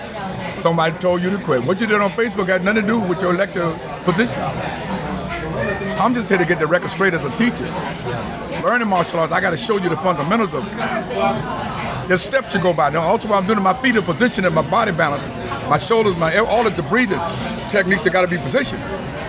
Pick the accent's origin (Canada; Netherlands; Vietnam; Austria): Vietnam; English is a second language; moved away as an adult; now in United States; When I came from Vietnam, my government told me, your children is your responsibility.